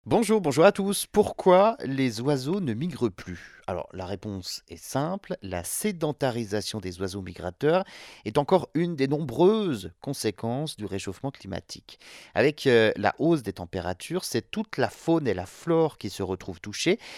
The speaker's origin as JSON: {"language": "French", "country": "France", "said": "chez nous en France"}